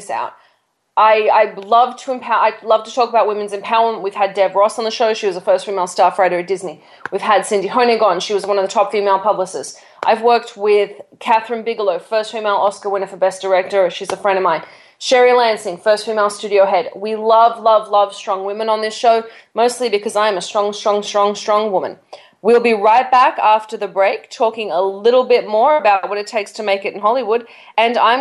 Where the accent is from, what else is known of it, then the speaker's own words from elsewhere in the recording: Australia; I'm Australian. I grew up on topless beaches.